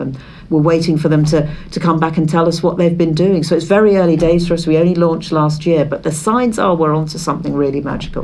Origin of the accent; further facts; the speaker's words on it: Isle of Wight, South East England, United Kingdom; we were growing up on the Isle of Wight.